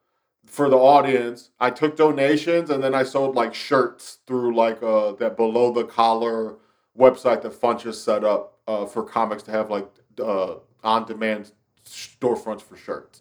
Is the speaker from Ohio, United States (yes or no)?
yes; Lorain, Ohio, United States; also born or lived in Cleveland; what I'm doing in Lorain is trying to figure out how I can build it out to eventually have a French festival on the scale of Edinburgh in my hometown